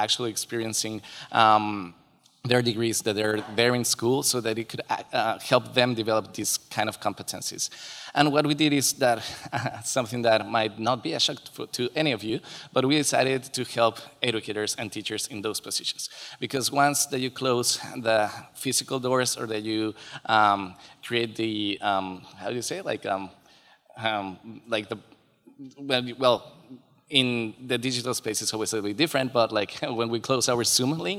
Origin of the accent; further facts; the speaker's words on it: Mexico City, Mexico; I'm Mexican. I'm from Mexico City and from a neighborhood is called Coyoacán.